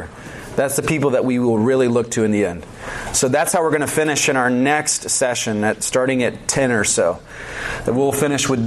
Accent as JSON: {"language": "English", "region": "Georgia", "country": "United States", "moved": "yes", "said": "I'm from Georgia originally"}